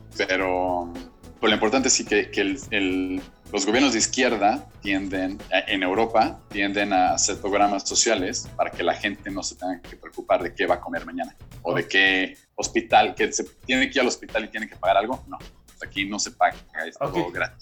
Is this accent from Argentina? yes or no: no; Mexico